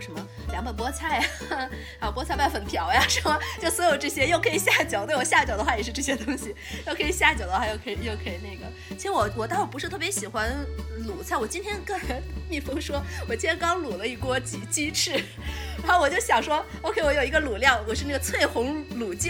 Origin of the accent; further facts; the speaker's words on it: Shaanxi, China; 因为我是陕西人。作为一个陕西人的话，我是在尤其在夏天的时候，我非常非常想吃的唯一一道家乡菜就是凉皮，尤其热的时候。